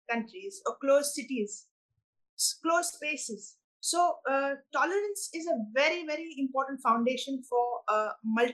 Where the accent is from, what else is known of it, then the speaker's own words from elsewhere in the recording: India; moved away as an adult; now in New York, United States; I'm Indian. I'm a Maratha Hindu from India